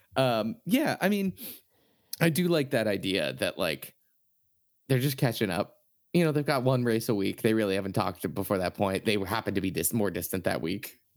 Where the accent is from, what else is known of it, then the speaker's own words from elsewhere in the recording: Boston, Massachusetts, United States; I'm from Boston